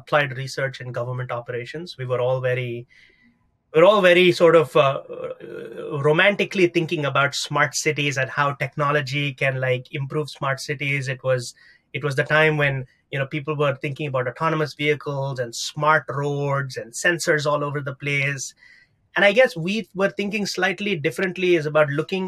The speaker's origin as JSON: {"language": "English", "region": "South India", "country": "India", "moved": "as an adult", "lives_now": "New York City, United States", "said": "I'm originally from South India. I've been in the United States for about 16 years now"}